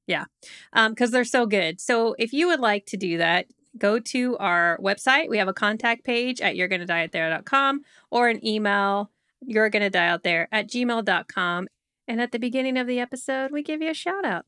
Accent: United States; being an American

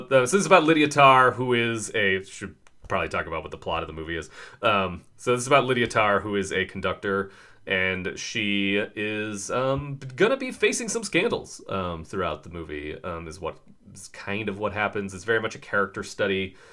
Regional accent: United States; we are two dudes from America

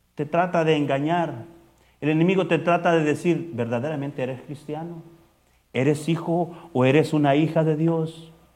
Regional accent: El Salvador; moved away as an adult; Yo vengo de El Salvador

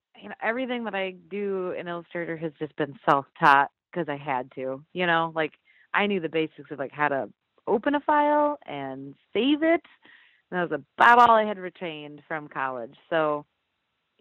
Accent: Iowa, United States; now in Decorah, United States; 3 hours south of here, and that's where I had grown up

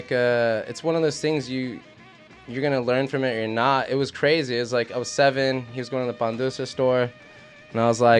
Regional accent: Los Angeles, California, United States; I'm from El Sereno. Like, that's where I grew up.

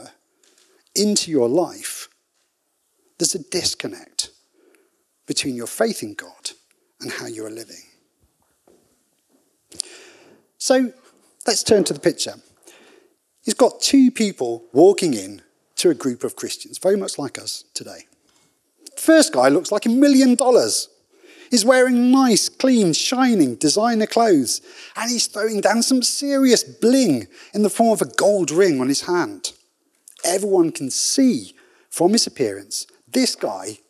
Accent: United Kingdom; being British

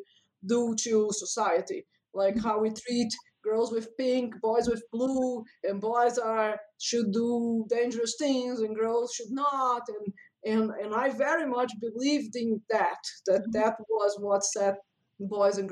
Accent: Brazil; moved away as an adult; now in United States; I grew up in Brazil, which is a very, very religious country

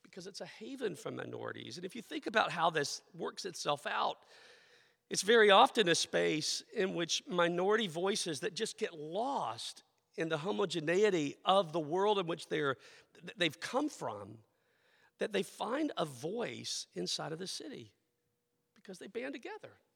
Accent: the southeastern United States, United States; moved away; also born or lived in Philadelphia; I am a, a person born in the southern, the southeastern part of the United States, that cultural experience that I grew up

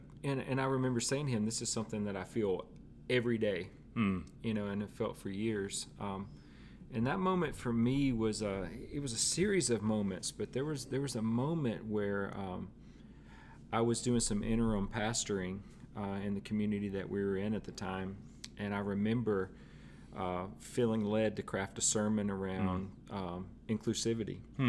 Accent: Tupelo, Mississippi, United States; now in Nashville, United States; No, Tupelo.

